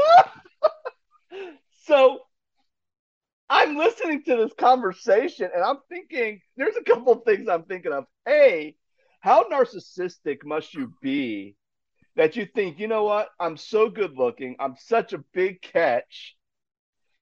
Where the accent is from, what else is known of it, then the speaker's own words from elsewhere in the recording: Ohio, United States; moved away as an adult; back to my home state of Ohio